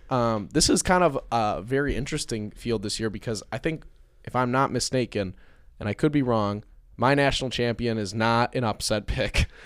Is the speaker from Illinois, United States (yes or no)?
no; Michigan, United States; born or raised there